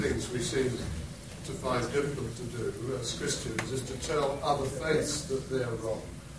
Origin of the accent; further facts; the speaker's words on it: United Kingdom; I guess that's something about being British, perhaps.